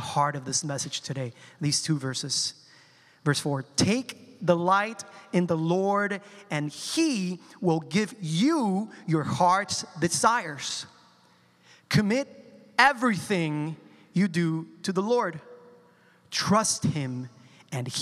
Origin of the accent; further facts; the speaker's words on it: Colombia; I'm a Colombian, right? And I come from South America. And in my culture, when someone is upset about something, we use the word, or we say the word in Spanish, tranquilo